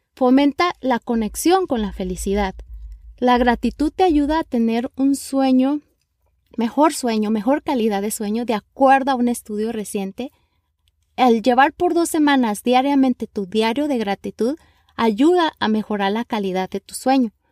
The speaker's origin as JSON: {"language": "Spanish", "country": "Mexico", "moved": "yes", "lives_now": "Los Angeles, United States", "said": "Soy una mexicana viviendo en la ciudad de Los Ángeles, California"}